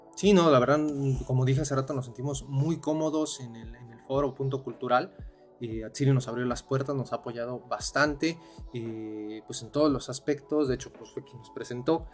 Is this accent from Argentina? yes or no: no; Mexico City, Mexico; moved away as an adult; now in Cuautla, Mexico; nosotros somos de la Ciudad de México y hasta hace cuatro años eh, nos mudamos para acá después del temblor